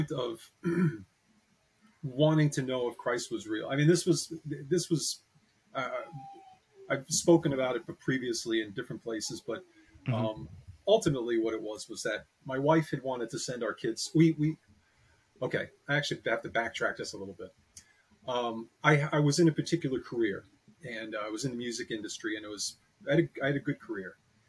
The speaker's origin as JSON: {"language": "English", "town": "Piermont", "region": "New York", "country": "United States", "tie": "born or raised there", "said": "I'm from New York. I was born in Piermont, New York, which is just about 14 miles north of Manhattan"}